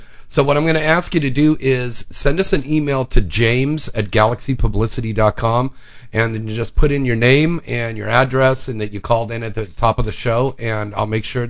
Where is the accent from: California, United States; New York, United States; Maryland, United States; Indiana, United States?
California, United States; Vallejo; moved away; That's where I'm from originally.